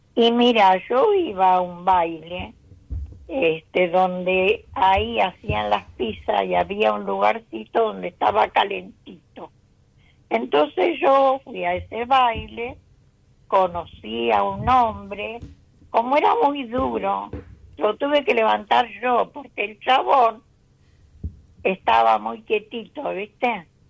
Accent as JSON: {"language": "Spanish", "town": "Isidro Casanova", "region": "Buenos Aires Province", "country": "Argentina", "said": "Soy de Isidro Casanova."}